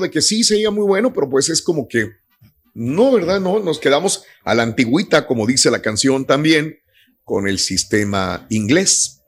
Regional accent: Mexico; now in United States; yo en mi pueblo, yo no conocía en México los burritos. No, tampoco. Cuando vengo a Estados Unidos es cuando conozco los burritos

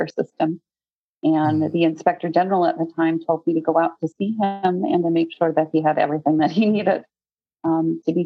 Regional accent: Newfoundland and Labrador, Canada; now in United States; I grew up in Newfoundland, Canada.

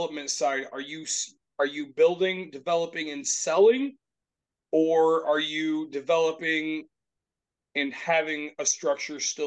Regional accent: Grand Rapids, Michigan, United States; We're from Grand Rapids area

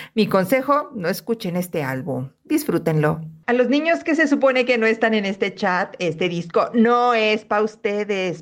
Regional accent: Puerto Rico; soy puertorriqueño. Aquí nací y aquí me muero

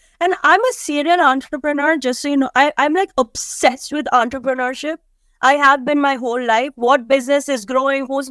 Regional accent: India; now in United States; we come from India where everybody has kids

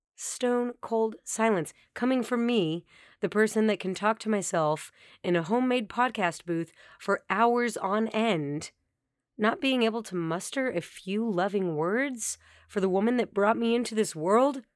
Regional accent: Colorado, United States; moved away; my hometown in Colorado

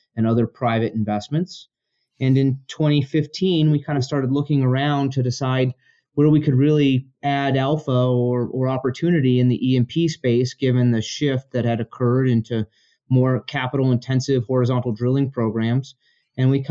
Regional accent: Denver, Colorado, United States; also born or lived in Chicago; I grew up in Colorado for the most part

